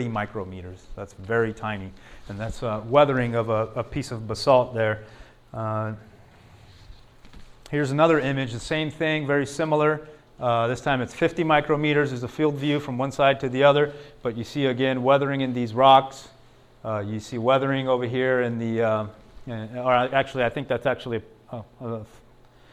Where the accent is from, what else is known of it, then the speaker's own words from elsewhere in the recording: Tucson, Arizona, United States; just outside of Tucson, an area where I'm from